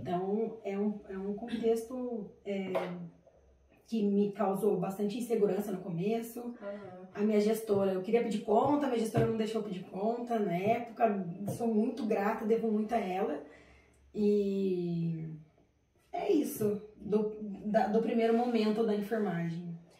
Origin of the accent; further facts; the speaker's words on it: Taubaté, São Paulo, Brazil; Eu sou de Taubaté